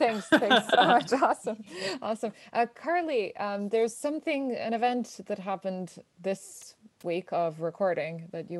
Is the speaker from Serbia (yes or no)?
yes; Belgrade, Serbia; born or raised there